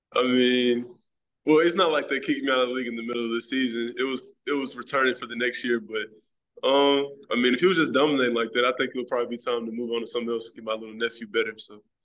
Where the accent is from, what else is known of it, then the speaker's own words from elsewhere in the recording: Memphis, Tennessee, United States; I'm born and raised in Memphis, Tennessee